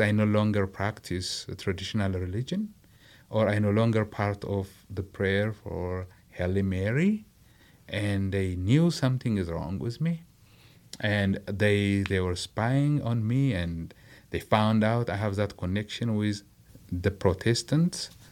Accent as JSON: {"language": "English", "town": "Adama", "region": "Oromia", "country": "Ethiopia", "tie": "born or raised there", "moved": "yes", "said": "I was raised in Nazareth, a commercial town"}